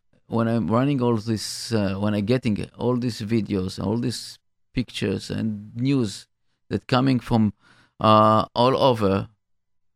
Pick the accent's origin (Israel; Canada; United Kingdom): Israel; now in United States; I'm as Israeli American